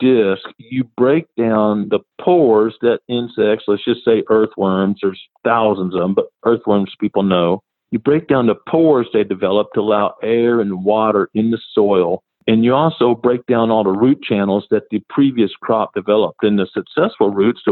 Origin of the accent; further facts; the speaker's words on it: Missouri Ozarks, United States; moved away as an adult; also born or lived in South Carolina; I'm from the Missouri Ozarks here